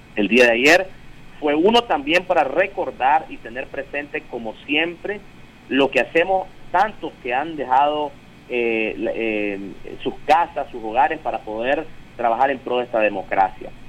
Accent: Nicaragua; juntos como pueblo nicaragüense

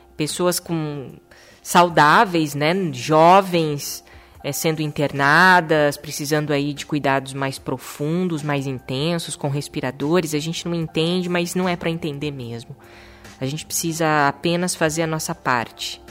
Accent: Maringá, Paraná, Brazil; moved away as an adult; also born or lived in Chester, England / Italy; voltamos para nossa terra natal, que é Maringá, no interior do Paraná, uma cidade maravilhosa, a cidade onde eu nasci

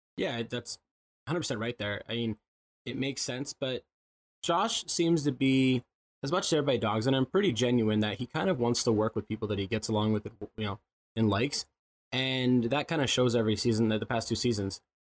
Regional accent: Midwest, United States; I'm from the Midwest

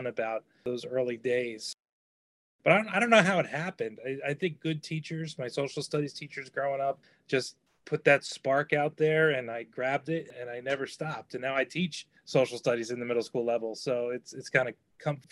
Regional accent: Matawan, New Jersey, United States; also born or lived in Red Bank, New Jersey / Old Bridge, New Jersey; Raised in Mattawan, New Jersey, Old Bridge, New Jersey

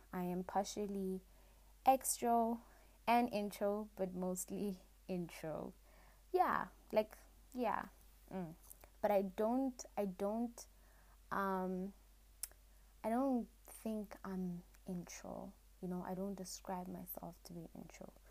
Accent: Matangwani, Botswana; I'm a girl from Africa. In Africa, there's a country called Botswana, just above South Africa on the map. And in Botswana, I am from Matangwani. That is um, a, a village, sorry, that is a village in Botswana and the tribe that stays there, we are called Kalanga

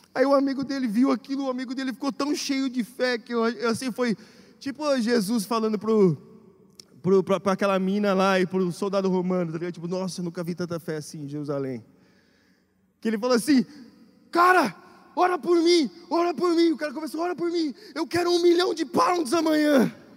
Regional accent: Brazil; moved away; vim do Brasil

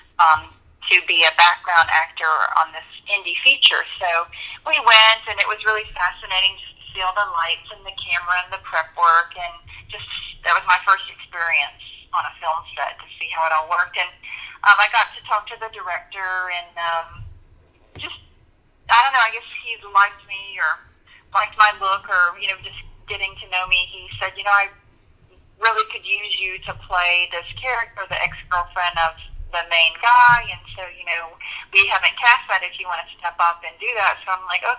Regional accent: Gulfport, Mississippi, United States; also born or lived in San Diego, California / Virginia; I grew up mostly in Gulfport, Mississippi. My dad was in the Navy, and there's a Navy base here, and we traveled a little bit. I was born in San Diego and lived in Virginia for a little while, but for the most part, I spent my years here in Gulfport

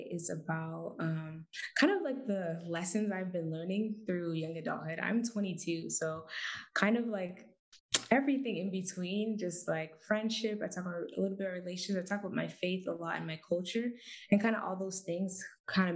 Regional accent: Portland, Oregon, United States; I'm from Portland, Oregon, so West Coast Bay right here

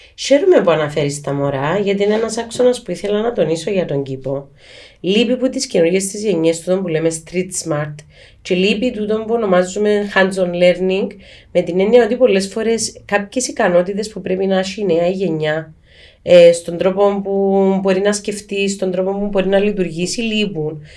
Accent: Cyprus

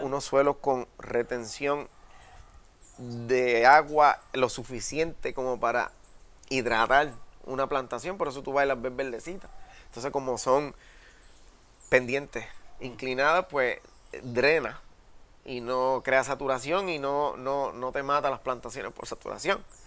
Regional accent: San Sebastián, Puerto Rico; yo vengo del municipio de San Sebastián, que es un municipio agrícola, y para el tiempo que yo me crié cuando chamaquito, pues esa era la industria número uno allí y, yo me crié dentro de un cafetal

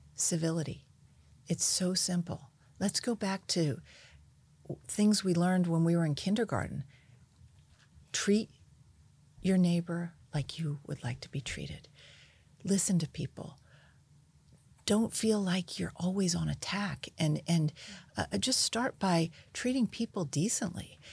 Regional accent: United States; I grew up outside of Washington

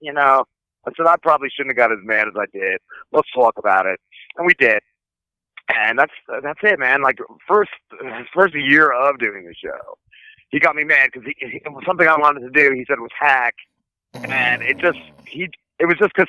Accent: New Jersey, United States; now in South Jersey, United States; I'm in South Jersey now. I grew up in North Jersey, though

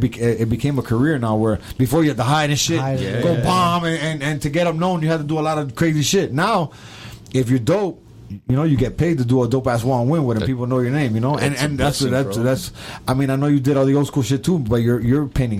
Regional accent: Miami, Florida, United States; I'm from Miami

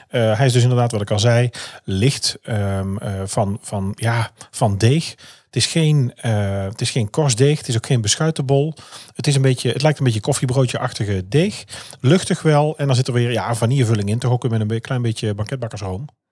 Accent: North Brabant, Netherlands; hier bij ons in Brabant

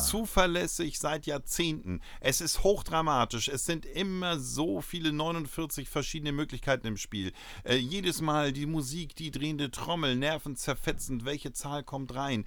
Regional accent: Uelzen, Lower Saxony, Germany; in Uelzen, äh, für mich meine Heimatstadt

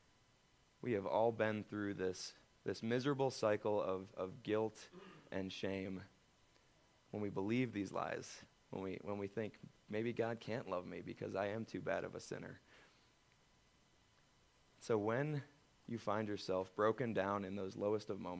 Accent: United States; as Americans

